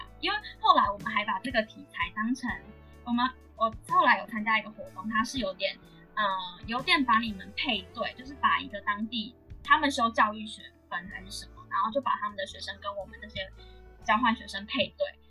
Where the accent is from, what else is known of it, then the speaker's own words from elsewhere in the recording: Taiwan; 但是我是来自台湾